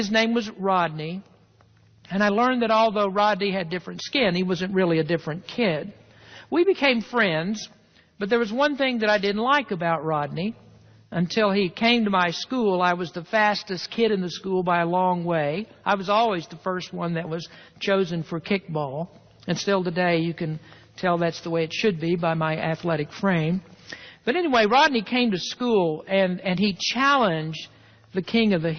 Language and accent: English; the South, United States; I grew up in the South